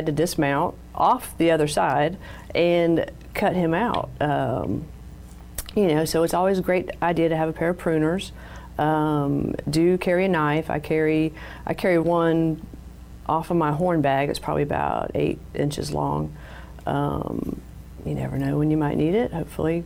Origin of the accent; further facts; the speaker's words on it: Jacksonville, Florida, United States; I grew up in Jacksonville, Florida.